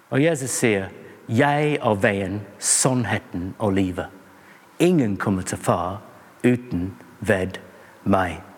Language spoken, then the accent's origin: Norwegian; England, United Kingdom; Norwegian is a second language; Jeg er en engelskmann, som du kanskje hører. Og engelskmenn liker mange rare idrett og sport.